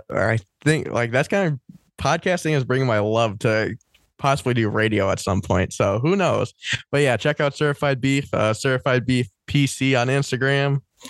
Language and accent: English; Minnesota, United States; Even though I am from Minnesota, it's the state of hockey.